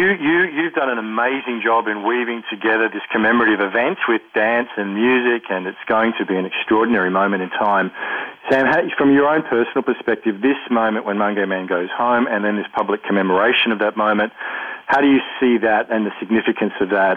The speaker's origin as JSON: {"language": "English", "country": "Australia", "said": "my experience as an Australian of European descent"}